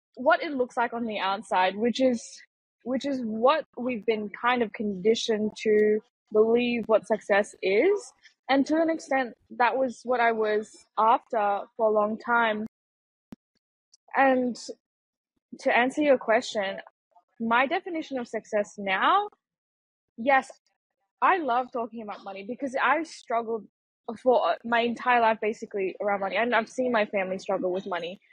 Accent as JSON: {"language": "English", "country": "Malaysia", "tie": "born or raised there", "also_born_or_lived": "Singapore", "moved": "yes", "lives_now": "Argentina", "said": "I was born in Singapore and then I, I grew up in Malaysia."}